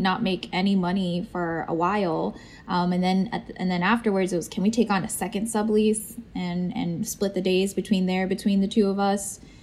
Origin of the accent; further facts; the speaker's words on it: Pittsburgh, Pennsylvania, United States; moved away as an adult; also born or lived in London, England / Fort Lauderdale, Florida; now in Maryland, United States; we moved to Pittsburgh. And that's where I grew up until I went to school um, in Elizabethtown